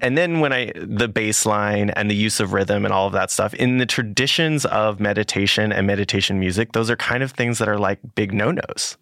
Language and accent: English; California, United States; I'm from California